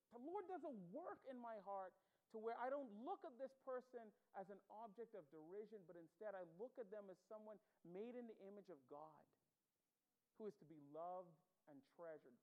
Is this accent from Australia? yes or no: no; Bahamas; accent: Bahamian; moved away as an adult; so I grew up in the Bahamas. I was born there, raised there